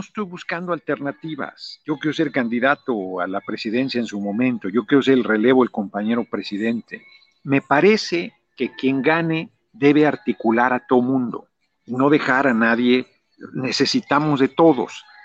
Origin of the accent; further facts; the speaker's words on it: Mexico City, Mexico; moved away as an adult; now in Morelos, Mexico; yo nací en el DF